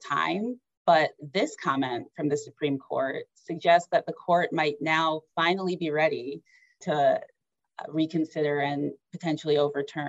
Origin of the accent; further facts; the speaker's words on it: Detroit, Michigan, United States; my hometown Detroit Tigers